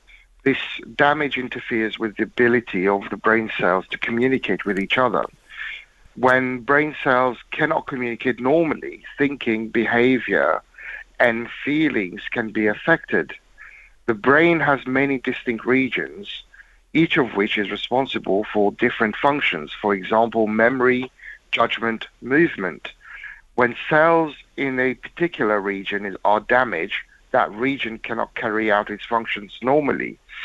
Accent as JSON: {"language": "English", "region": "England", "country": "United Kingdom", "said": "Win or lose, I'm English."}